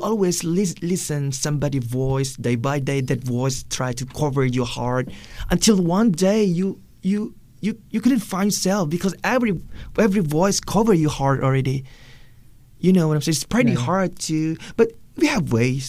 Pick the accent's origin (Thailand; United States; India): Thailand; Southern Thailand; English is a second language; moved away as an adult; also born or lived in Malaysia; We're born in this place that we speak Thai